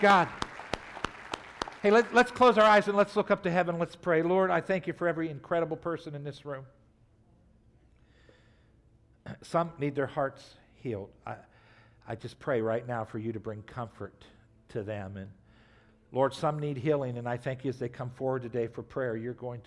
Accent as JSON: {"language": "English", "country": "United States", "said": "we grew up in America, so most of us have gone to church."}